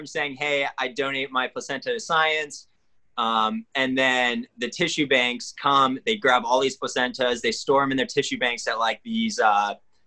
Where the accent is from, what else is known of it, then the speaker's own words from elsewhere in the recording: Middletown, Maryland, United States; also born or lived in Montgomery, Alabama / Virginia; I moved to a place called Middletown, Maryland in fifth grade. And that's like really where I grew up